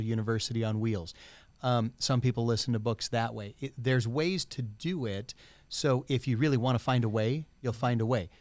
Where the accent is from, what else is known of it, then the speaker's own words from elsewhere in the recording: United States; as an American society